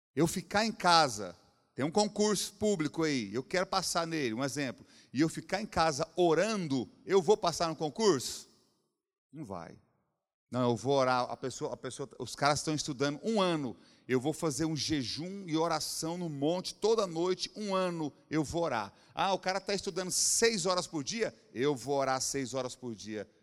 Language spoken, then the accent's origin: Portuguese; Brazil; Eu cresci no João Braz aqui, ó, no Colégio João Braz, no São Judas